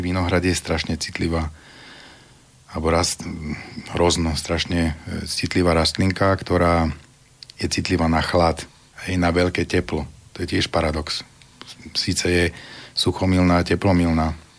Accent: Vinica, Banská Bystrica Region, Slovakia; my sme vlastne rodáci z tej Vinice

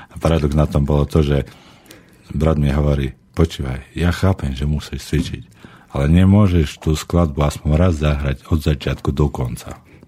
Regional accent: Balog, Slovakia; ja pochádzam z Balogu

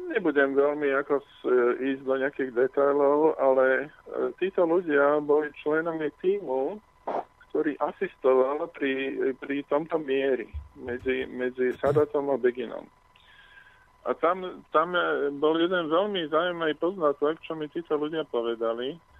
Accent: Slovakia; ja som e, z východnej Európy, zo Slovenska

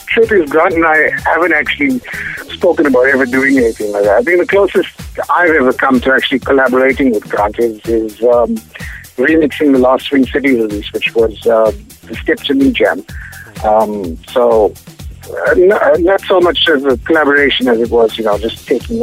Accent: Durban, KwaZulu-Natal, South Africa; my hometown of Durban

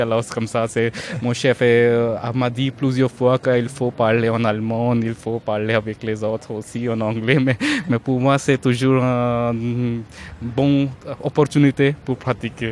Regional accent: northern India, India; first language Hindi; French is a second language; moved away as an adult; also born or lived in Toulouse, France / Maharashtra, India / Rajasthan, India; now in Darmstadt, Germany; je suis pas allemand et je suis, je viens d'Inde

